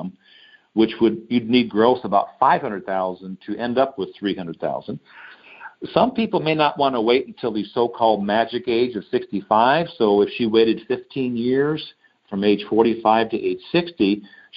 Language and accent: English; Detroit, Michigan, United States; I'm from Detroit